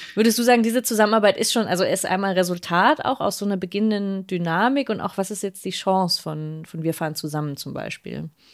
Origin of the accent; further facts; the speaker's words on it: Berlin, Germany; als Berlinerin